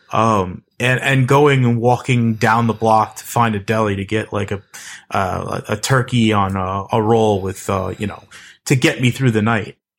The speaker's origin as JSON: {"language": "English", "region": "East Coast", "country": "United States", "also_born_or_lived": "New York City / New Jersey", "said": "I'm from the East Coast."}